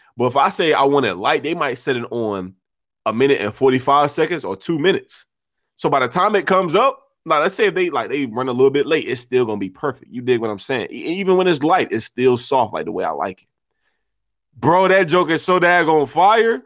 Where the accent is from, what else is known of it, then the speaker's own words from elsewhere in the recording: United States; us being American